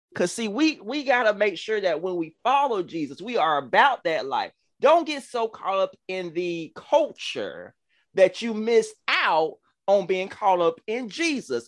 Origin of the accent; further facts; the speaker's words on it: Georgia, United States; accent: country; excuse my country accent, y'all. I'm, I'm, I'm from Georgia